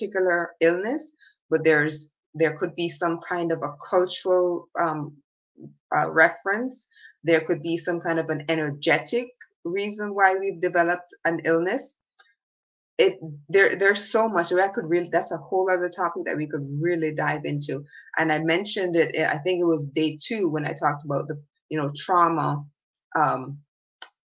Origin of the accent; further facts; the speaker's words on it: Jamaica; When I was a little girl growing up in Jamaica